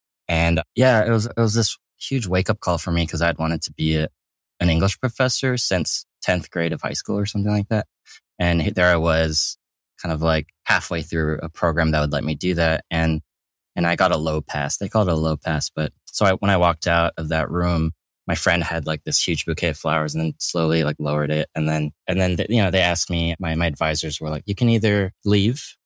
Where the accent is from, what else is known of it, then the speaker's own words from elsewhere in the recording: Atlanta, Georgia, United States; moved away as an adult; I grew up in Atlanta, Georgia, in the suburbs.